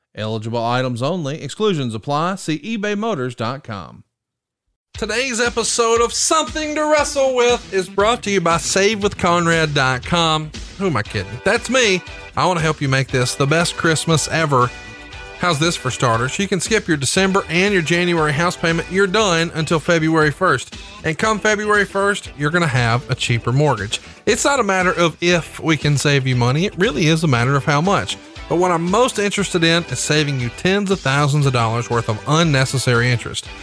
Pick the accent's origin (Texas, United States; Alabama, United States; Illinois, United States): Alabama, United States; You're going to be in my home state